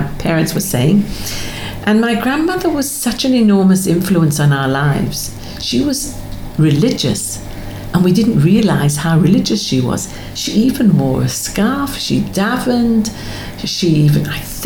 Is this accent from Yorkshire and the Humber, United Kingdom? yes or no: yes; Scarborough, Yorkshire and the Humber, United Kingdom; now in Australia; not London. It was Scarborough